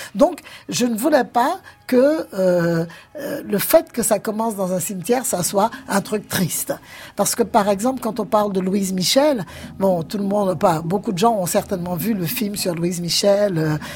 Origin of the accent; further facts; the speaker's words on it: Guadeloupe; je viens de la Guadeloupe